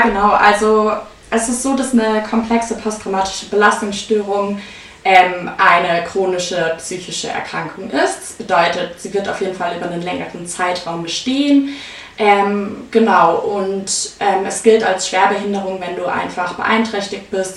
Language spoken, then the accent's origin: German; Munich, Bavaria, Germany; ich komme aus München